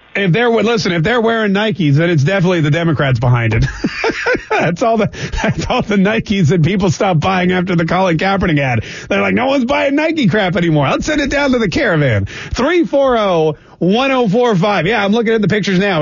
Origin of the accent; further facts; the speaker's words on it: Canada; now in Jacksonville, United States; I'm Canadian